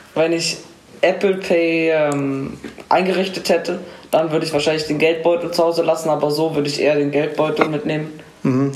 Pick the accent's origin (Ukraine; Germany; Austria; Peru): Germany; Munich, Bavaria; komme aus München und bin 13 Jahre alt